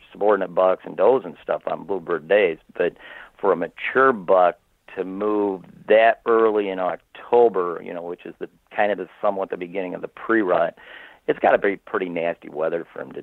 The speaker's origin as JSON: {"language": "English", "region": "Michigan", "country": "United States", "said": "I'm from Michigan, which is the most heavily bow-hunted state in the country"}